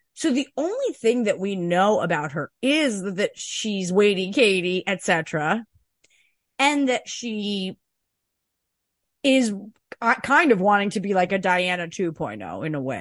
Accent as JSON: {"language": "English", "country": "Canada", "said": "I'm a Canadian"}